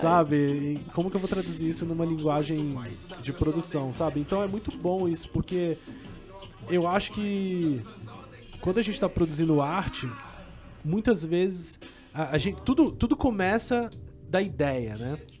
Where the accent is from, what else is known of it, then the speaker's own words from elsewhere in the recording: Caratinga, Minas Gerais, Brazil; Eu também sou mineiro, assim. Eu sou de Caratinga